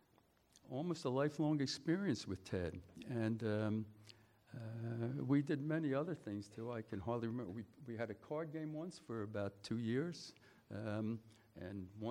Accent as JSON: {"language": "English", "town": "Philadelphia", "region": "Pennsylvania", "country": "United States", "moved": "yes", "lives_now": "New York, United States", "said": "I'm from Philadelphia"}